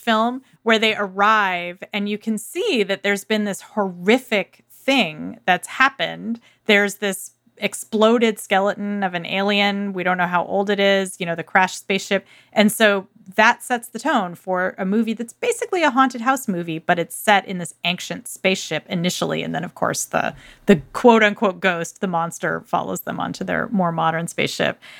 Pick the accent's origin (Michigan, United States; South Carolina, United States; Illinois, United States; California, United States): California, United States; Irvine; the city where I grew up in Irvine